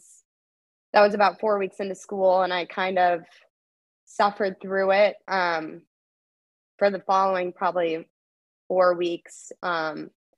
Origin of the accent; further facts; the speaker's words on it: Florida, United States; moved away as an adult; also born or lived in Long Island; now in Clemson, United States; home, which is Florida